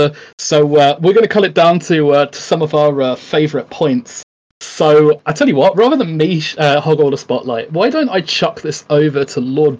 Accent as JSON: {"language": "English", "country": "United Kingdom", "said": "I am famed, in inverted commas, for being the Brit who speaks his mind"}